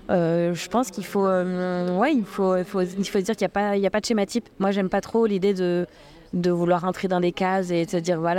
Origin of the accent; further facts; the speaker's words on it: Le Mans, Pays de la Loire, France; moved away as an adult; now in Réunion; quand j'ai quitté le Mans à 18 ans euh, pour, euh, pour faire ma vie, démarrer ma vie et puis me construire, jamais j'aurais imaginé à, à, 39 ans débarquer sur l'île intense